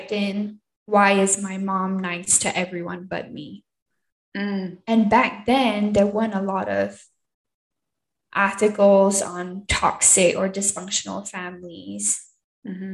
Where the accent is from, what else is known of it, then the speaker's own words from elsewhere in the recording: Singapore; also born or lived in Seattle, Washington, United States; now in Utah, United States; I'm originally from Singapore, born and raised.